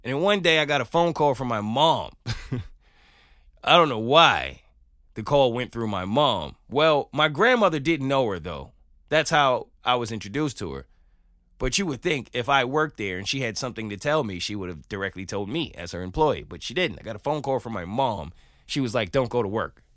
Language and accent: English; New York, United States; moved away as an adult; now in Atlanta, United States; as a New Yorker